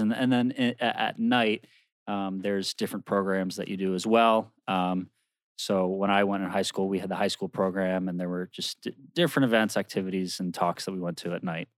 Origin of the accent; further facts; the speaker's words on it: Maryland, United States; now in New Jersey, United States; I'm from Maryland.